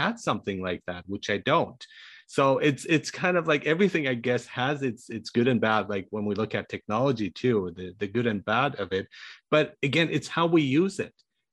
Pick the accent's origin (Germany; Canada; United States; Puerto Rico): Germany; moved away; also born or lived in Iran; I was born in Iran, but grew up in Germany